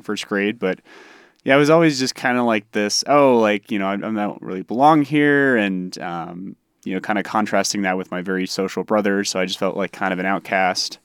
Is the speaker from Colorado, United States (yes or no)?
yes; Colorado, United States; also born or lived in Mississippi; We moved from Mississippi to Colorado when I was 5, so I think like growing up in Mississippi